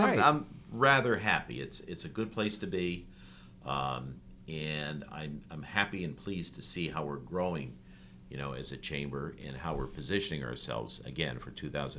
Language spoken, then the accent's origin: English; North Haven, Connecticut, United States; I grew up in North Haven, raised in North Haven. I live in North Haven.